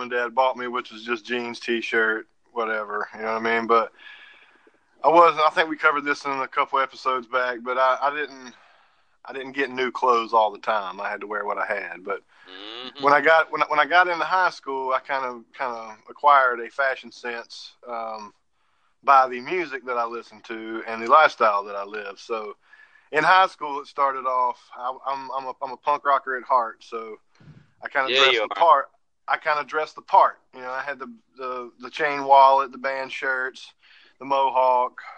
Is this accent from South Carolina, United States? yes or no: yes; Myrtle Beach, South Carolina, United States; moved away as an adult; also born or lived in rural West Virginia; now in West Virginia, United States; I come from Myrtle Beach, but I moved up here for my wife's family